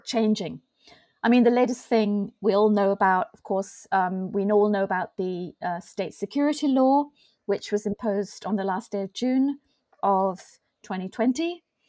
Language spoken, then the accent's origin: English; Hong Kong; moved away as an adult; also born or lived in Europe / mainland China / Taiwan; born and raised in Hong Kong, um, so Hong Kong by birth, Hong Kong by choice, if you like.